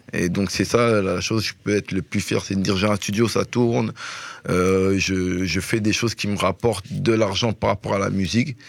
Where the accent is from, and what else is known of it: Belgium